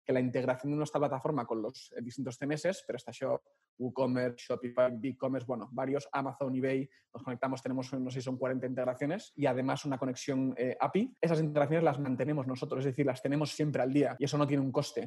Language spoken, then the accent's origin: Spanish; Madrid, Community of Madrid, Spain; yo soy madrileño